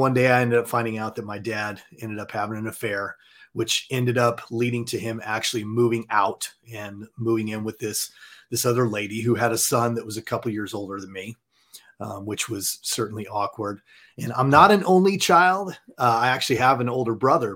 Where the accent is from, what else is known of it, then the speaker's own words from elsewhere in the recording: Southern California, United States; also born or lived in Montana; now in Dallas, United States; I was born and raised in Southern California.